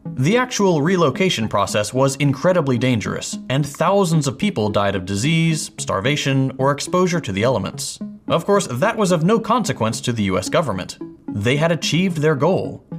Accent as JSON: {"language": "English", "region": "Texas", "country": "United States", "said": "as a Texan, you better believe I love Whataburger."}